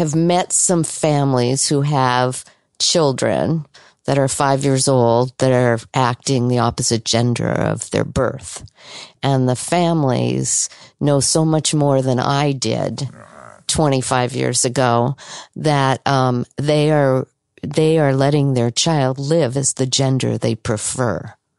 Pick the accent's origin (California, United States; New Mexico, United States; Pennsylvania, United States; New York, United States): California, United States; Los Angeles; Los Angeles.